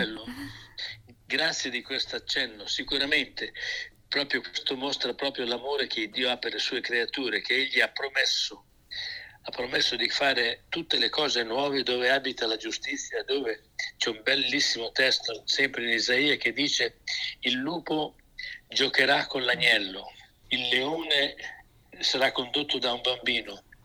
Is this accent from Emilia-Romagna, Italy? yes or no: yes; Emilia-Romagna, Italy; sono di questa regione